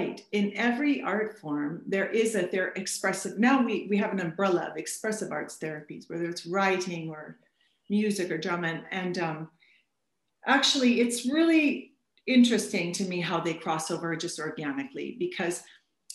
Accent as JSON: {"language": "English", "region": "Alberta", "country": "Canada", "tie": "born or raised there", "said": "I grew up in Alberta where winters can drop about minus 43"}